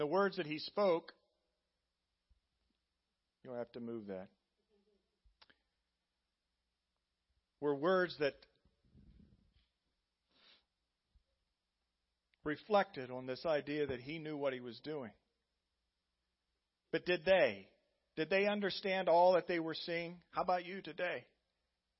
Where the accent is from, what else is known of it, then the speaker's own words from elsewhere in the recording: Indiana, United States; moved away; my home state of Indiana, 3 miles from the farm I grew up